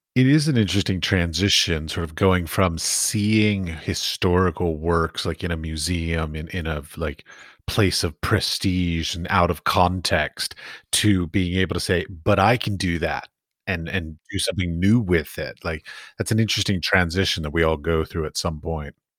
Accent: United States; I'm American

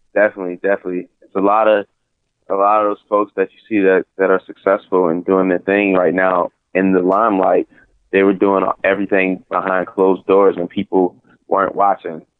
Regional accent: New Orleans, Louisiana, United States; I grew up in church in New Orleans

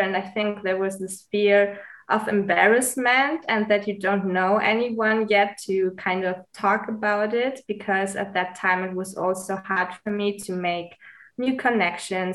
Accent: Munich, Bavaria, Germany; also born or lived in Greece; I'm originally from Greece, but I was born and raised in Munich, Germany. I'm also living in Munich right now

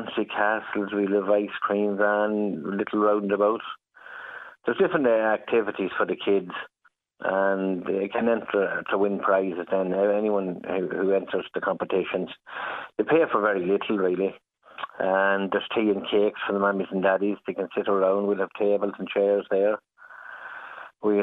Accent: Monaghan, Ulster, Ireland; moved away; I'm from Monaghan myself

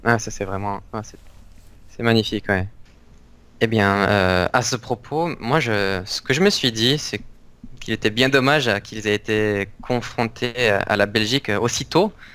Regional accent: near Aix-en-Provence, Provence-Alpes-Côte d'Azur, France; also born or lived in Valenciennes; now in Japan; Je viens du sud de la France, mhm. à côté d'Aix-en-Provence, mais je suis né à Valenciennes

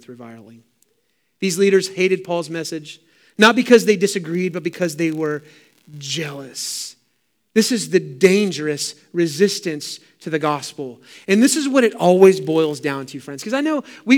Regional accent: San Francisco Bay Area, Sonoma County, California, United States; Growing up in the San Francisco Bay Area, as you probably know, I've said it many times, but I lived in Sonoma County wine country

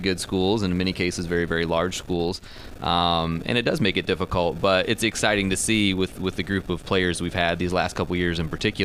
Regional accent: Indiana, United States; moved away as an adult; also born or lived in Chicago; now in Michigan, United States; I grew up in Indiana and was coaching in Chicago before here

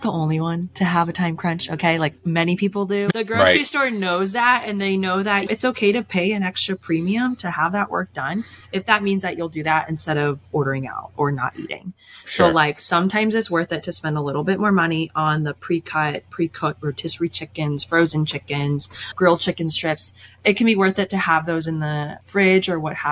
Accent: Chicago, Illinois, United States; moved away as an adult; also born or lived in Boston; now in Chicago, United States; I grew up in the Chicago suburbs

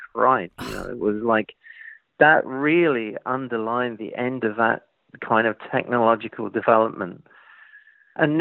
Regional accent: London, United Kingdom; growing up in East London in the 70s, it wasn't exactly Hollywood

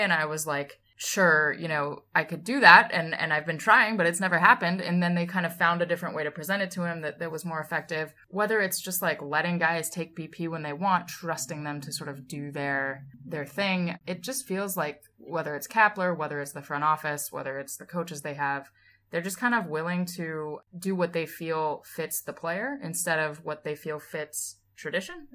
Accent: Massachusetts, United States; I grew up in Massachusetts

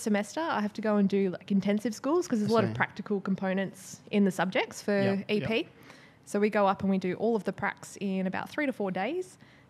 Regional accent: Brisbane, Queensland, Australia; also born or lived in Melbourne; now in Sydney, Australia; So I moved around a little bit as a kid, but I did my senior schooling and uni in Brisbane. And then I moved to Melbourne for 4 years and now I've been in Sydney for 5.

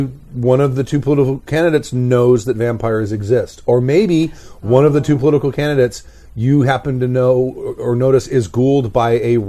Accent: Los Angeles, California, United States; born or raised there

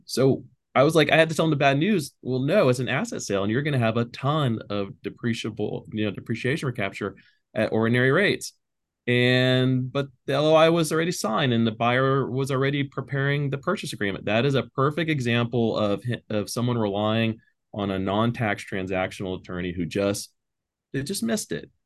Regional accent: Pearland, Texas, United States; I'm from Pearland, Texas, so I'm a local. Uh, I still live in Pearland, Texas.

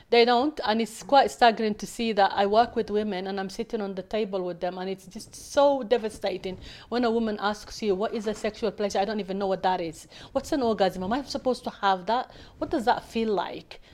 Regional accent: Somalia; now in United Kingdom; I come from Somalia

